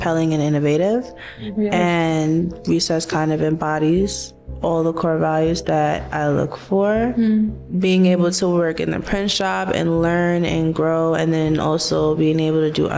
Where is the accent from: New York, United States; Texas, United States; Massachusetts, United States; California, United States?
New York, United States; New York City; My family's from Grenada. I was born here in Crown Heights, Brooklyn. And I'm basically from like Eastern Parkway side